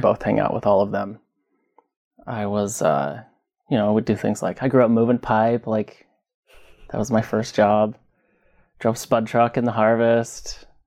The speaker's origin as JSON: {"language": "English", "region": "Southeast Idaho", "country": "United States", "tie": "born or raised there", "also_born_or_lived": "Twin Falls, Idaho / Pocatello, Idaho", "said": "Born and raised in Idaho. Born in Twin Falls. Grew up in Southeast Idaho."}